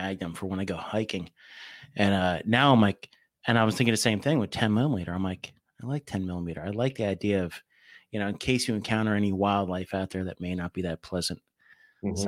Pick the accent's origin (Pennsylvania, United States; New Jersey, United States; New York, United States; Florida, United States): New Jersey, United States; I grew up in New Jersey, so I say water